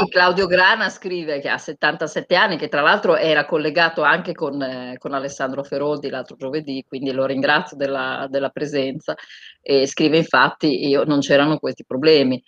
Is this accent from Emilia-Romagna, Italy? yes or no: yes; Bologna, Emilia-Romagna, Italy; io sono di Bologna